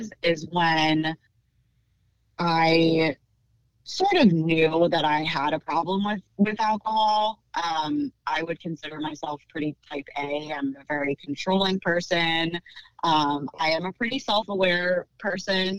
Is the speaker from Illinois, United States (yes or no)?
no; Pennsylvania, United States; also born or lived in suburbs of Philadelphia / Conshohocken; I am born and raised in Pennsylvania. I've lived in the suburbs of Philadelphia most of my life